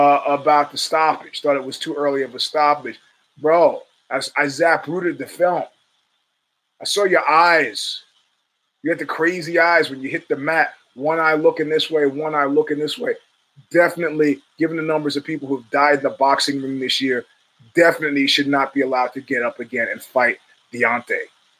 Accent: New York, United States; We're from New York, man.

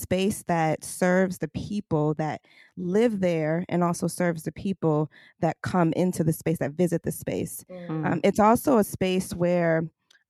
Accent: New York City, New York, United States; I grew up in Brooklyn in a brownstone before brownstones were cool and popular

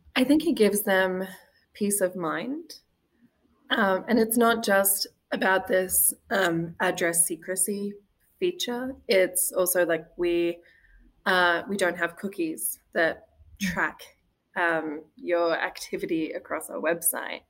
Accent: Australia; moved away as an adult; also born or lived in Wisconsin; now in Green Bay, United States; the dynamic of marriage that I'd been brought up with in Australia

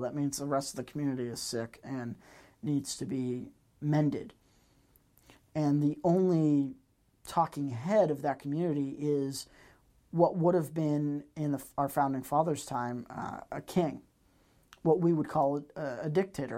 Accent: Massachusetts, United States; growing up in Massachusetts

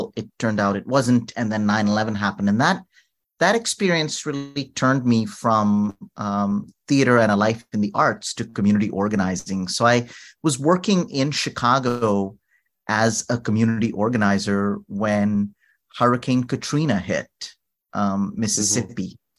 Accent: New Delhi, Delhi, India; moved away as an adult; now in New Orleans, United States; Although my story really starts when I moved from India to the United States. I am from New Delhi originally, and I got to the United States on a full scholarship.

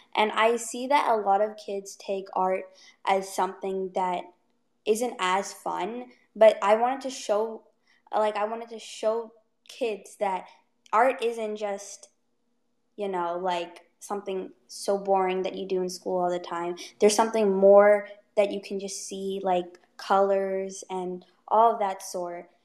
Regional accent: Ottawa, Ontario, Canada; I am 14 years old and I am from Ottawa

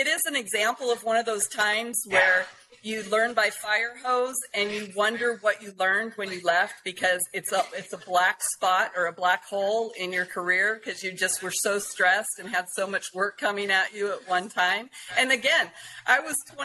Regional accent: Adin, California, United States; moved away; I'm from Aden, California, and that is 2 hours northeast of Redding, up on the Oregon-Nevada border. And it's got 500 people, no stoplight.

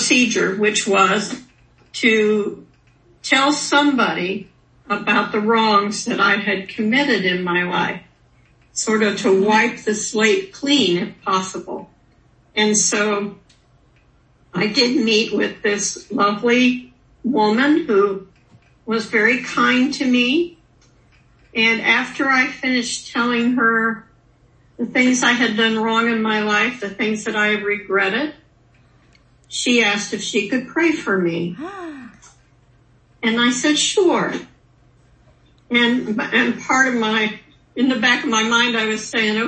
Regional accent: Newton, Kansas, United States; moved away; I ended up going back to my hometown of Newton, Kansas

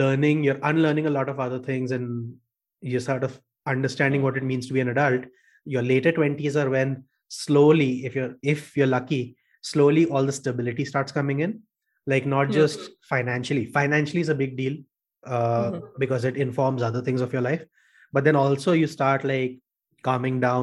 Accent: Kolkata, West Bengal, India; moved away as an adult; also born or lived in Bangalore; I came to Bangalore away from Calcutta

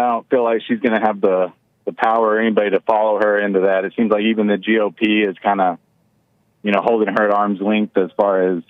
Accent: Texas, United States; I'm from Texas

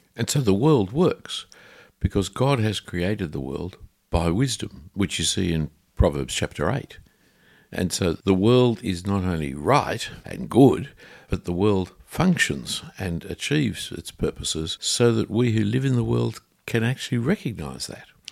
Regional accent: Sydney, New South Wales, Australia; I grew up around Bondi Junction with the son of a printer

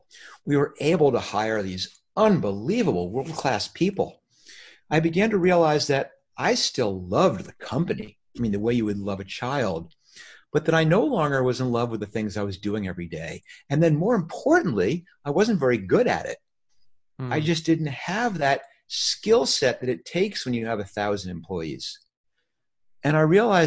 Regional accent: New York, United States; now in California, United States; I grew up in New York

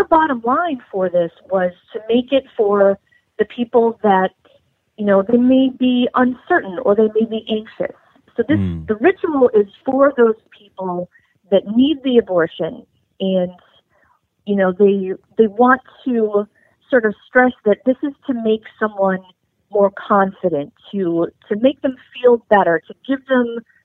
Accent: New England, United States; I grew up in New England

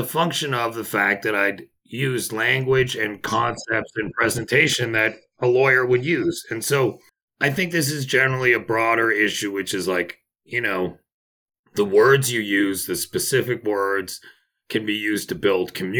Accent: Toronto, Ontario, Canada; moved away as an adult; also born or lived in Montreal, Canada / New York, United States / St. Kitts; I was born in Montreal, Canada, raised in Toronto

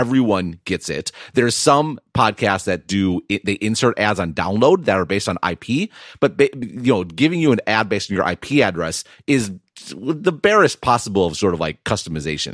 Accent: Wisconsin, United States; I'm from Wisconsin

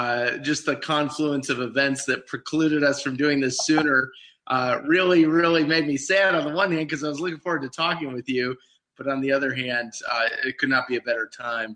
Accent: Western New York State, United States; I grew up in Western New York State. Grew up not really in the church, kind of nominally connected with it.

